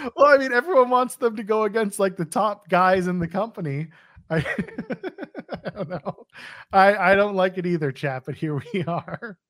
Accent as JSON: {"language": "English", "country": "Canada", "said": "I'm Canadian."}